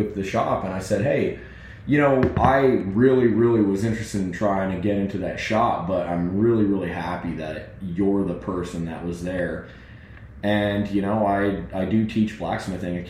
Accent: West Chester, Pennsylvania, United States; moved away; also born or lived in California; I was born in Eastern Pennsylvania in Westchester, and my family's still out there

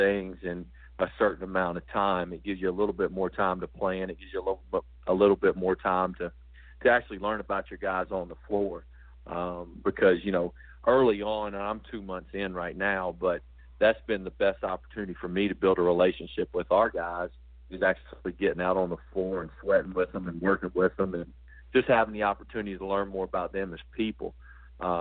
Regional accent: Johnson City, Tennessee, United States; also born or lived in Texas; now in Asheville, United States; I'm from right across the state line in Tennessee, in the Johnson City area

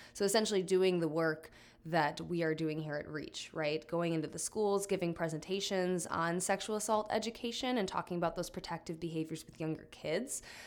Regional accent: Fond du Lac, Oshkosh area, Wisconsin, United States; also born or lived in Iowa City, Iowa; I'm from the Fond du Lac, Oshkosh area

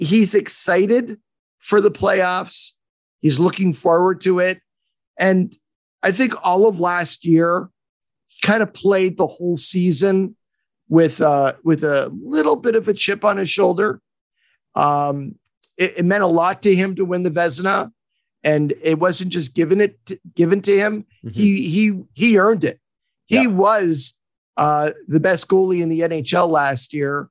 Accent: Montreal, Quebec, Canada; Montreal, my hometown

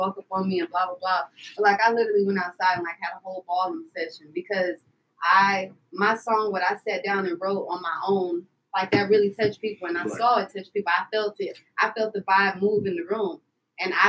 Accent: Texas, United States; I'm from Texas

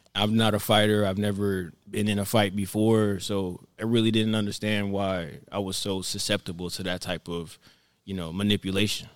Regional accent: Florida, United States; also born or lived in New York; me growing up in Florida

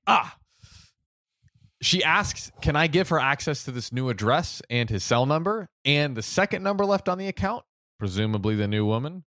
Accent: United States; I'm American

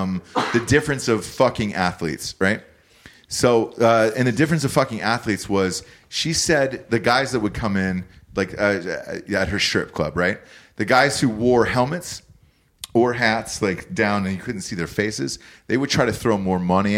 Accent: Atlanta, Georgia, United States; I'm from Atlanta.

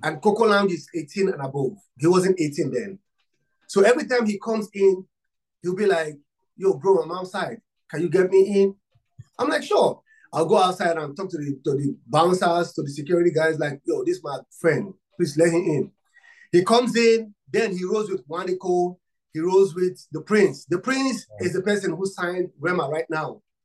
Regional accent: Nigeria; I'm from Africa and Nigeria. I'm from Nigeria.

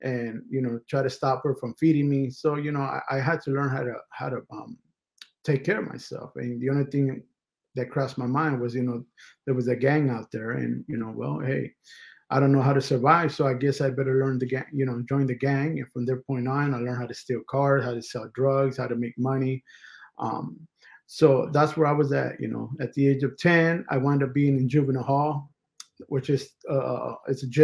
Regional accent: Los Angeles, California, United States; I was raised and born in California, up in East LA, which basically is the hood.

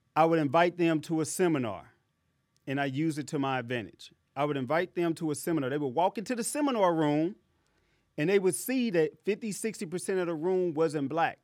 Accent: St. Louis, Missouri, United States; I'm from Saint Louis, Missouri

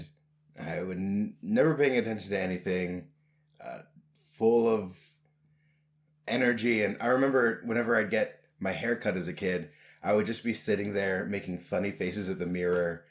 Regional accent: Raleigh, North Carolina, United States; also born or lived in Palatine, Illinois; when I was six, I moved to North Carolina

